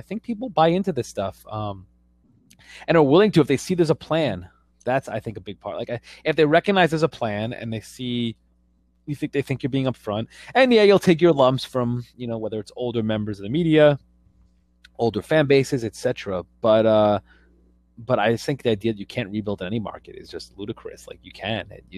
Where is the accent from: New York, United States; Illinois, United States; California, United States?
New York, United States; I grew up in New York